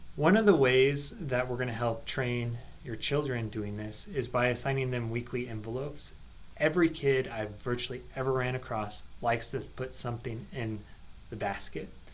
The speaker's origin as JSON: {"language": "English", "town": "Seward", "region": "Nebraska", "country": "United States", "tie": "born or raised there", "lives_now": "Lincoln, United States", "said": "I grew up in Seward"}